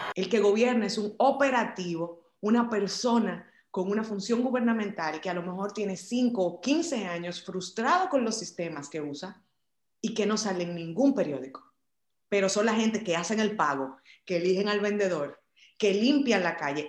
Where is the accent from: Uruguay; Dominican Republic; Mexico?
Dominican Republic; en este país, en mi país, en República Dominicana